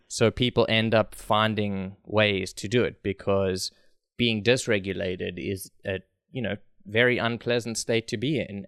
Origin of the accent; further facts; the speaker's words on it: South Africa; I'm from South Africa